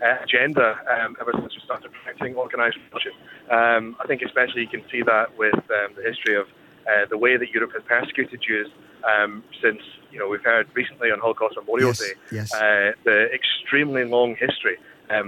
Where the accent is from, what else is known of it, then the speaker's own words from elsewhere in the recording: Scotland, United Kingdom; accent: Scottish; you can probably tell from my accent